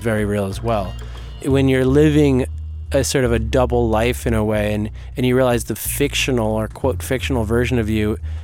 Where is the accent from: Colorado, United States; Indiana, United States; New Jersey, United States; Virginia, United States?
New Jersey, United States; also born or lived in New York; I was born in New York and I grew up in New Jersey.